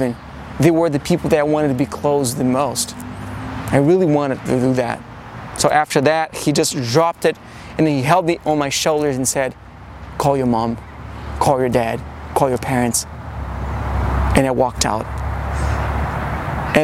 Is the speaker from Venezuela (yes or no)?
no; Brazil; moved away as an adult; also born or lived in New York City, United States; now in Los Angeles, United States; born and raised in Brazil